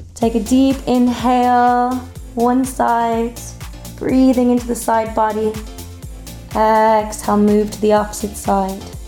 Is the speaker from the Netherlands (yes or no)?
no; Ireland; who we are as Irish people